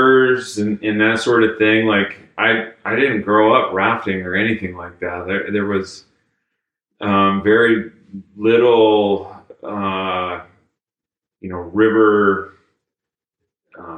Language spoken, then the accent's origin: English; Polson, Montana, United States; I grew up in Northwest Montana, a little town called Polson